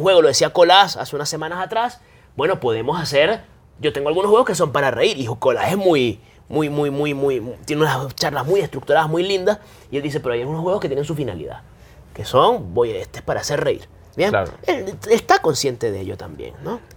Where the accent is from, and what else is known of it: Venezuela